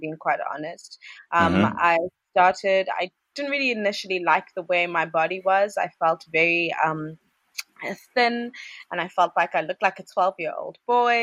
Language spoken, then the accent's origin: English; South Africa; moved away as an adult; now in Ghana; it's not the first time I've lived outside of South Africa